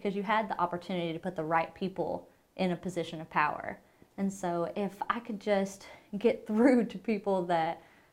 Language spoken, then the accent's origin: English; Blytheville, Arkansas, United States; I'm from Blytheville, Arkansas.